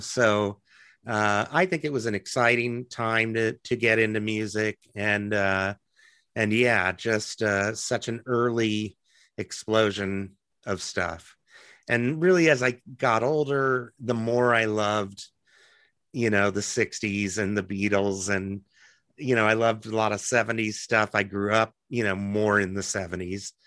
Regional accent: Lincoln, Nebraska, United States; moved away as an adult; also born or lived in Athens, Georgia / New York / Los Angeles; now in Omaha, United States; I really liked growing up in Lincoln

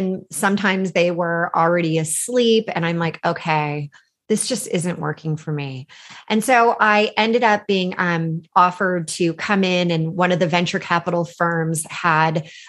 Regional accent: California, United States; I grew up in California. I had this amazing opportunity to really get involved in the Silicon Valley.

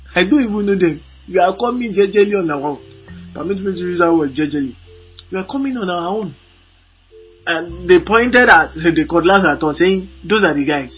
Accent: Lagos, Nigeria; I was born and brought up in Moshin, Lagos, a very wonderful environment in Lagos.

